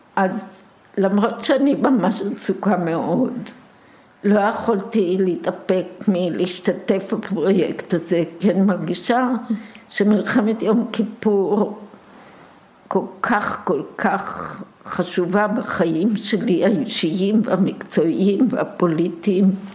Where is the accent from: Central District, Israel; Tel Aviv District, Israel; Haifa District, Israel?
Tel Aviv District, Israel; Tel Aviv; אני נולדתי ממש בהתחלה, בשלבים הראשונים ביותר של מלחמת העולם השנייה, פה בארץ, בתל אביב